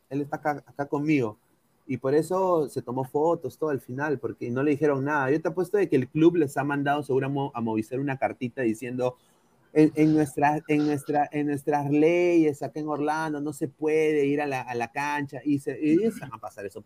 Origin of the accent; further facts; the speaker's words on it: Peru; O sea, yo soy peruano, sí.